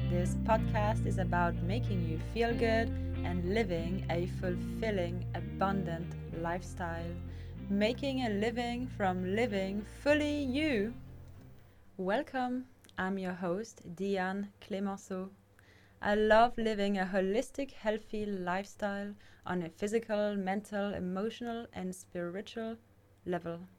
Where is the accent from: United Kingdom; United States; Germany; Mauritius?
Mauritius; moved away; also born or lived in France / Indonesia / Australia / Canada; I was born in France and I grew up on different islands like Mauritius and Bali and also Australia. I've also lived in Canada, I've traveled the world to study, meet people, learn, grow, and discover my potential in this lifetime.